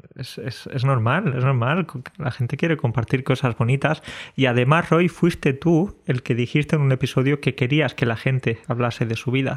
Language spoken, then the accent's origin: Spanish; Andalusia, Spain; como buen andaluz que soy